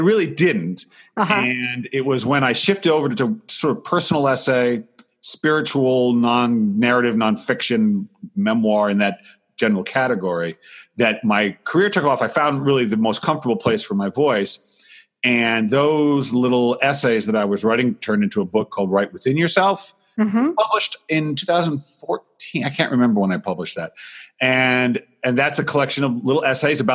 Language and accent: English; Rhode Island, United States; moved away as an adult; also born or lived in Los Angeles; now in Seattle, United States; I grew up in Rhode Island